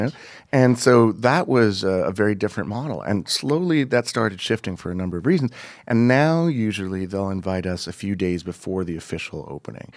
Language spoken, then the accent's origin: English; Montreal, Quebec, Canada; moved away as an adult; I grew up in Montreal